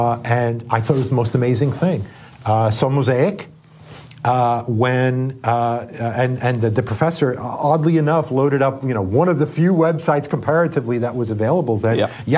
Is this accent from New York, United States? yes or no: yes; Long Island, New York, United States; moved away as an adult; also born or lived in Yale (New Haven, Connecticut); I was born in New York, stayed there on Long Island, downstate, grew up close to beaches, lived there until I went away to college.